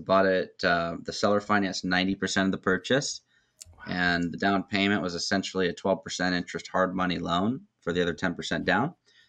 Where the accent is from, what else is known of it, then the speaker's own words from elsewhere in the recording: Tacoma, Washington, United States; also born or lived in Renton, Washington; now in Mason County, United States; 22 years old, based out of Seattle, Washington area, born and raised in Tacoma, moved up to Renton, which is a suburb of Seattle